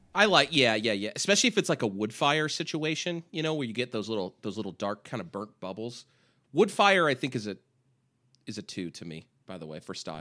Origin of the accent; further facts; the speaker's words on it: California, United States; We're both from California.